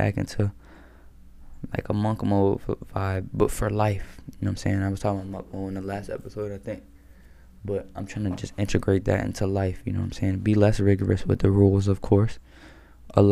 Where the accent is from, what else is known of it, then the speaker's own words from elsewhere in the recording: Maryland, United States; I'm from Maryland.